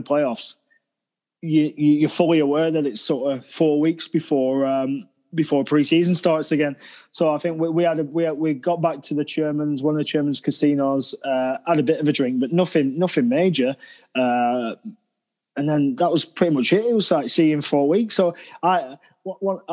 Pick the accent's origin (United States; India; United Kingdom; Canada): United Kingdom; Preston, North West England; moved away as an adult; also born or lived in Sheffield; I come from Preston